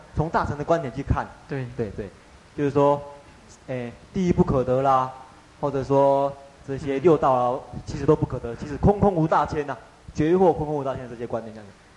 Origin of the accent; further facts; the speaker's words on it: Taiwan; 我们台湾人呢，就把生活通通当成佛